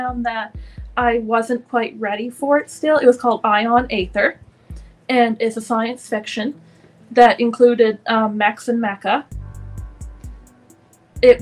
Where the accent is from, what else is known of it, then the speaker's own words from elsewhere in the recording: Canada; I come from Canada